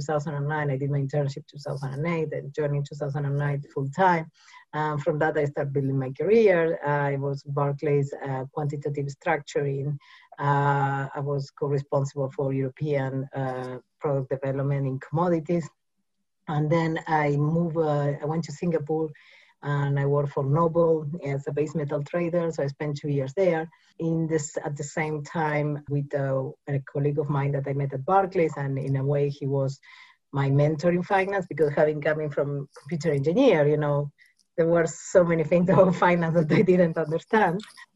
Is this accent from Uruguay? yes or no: yes; Uruguay; English is a second language; also born or lived in Mumbai, India; I'm originally from South America, Uruguay.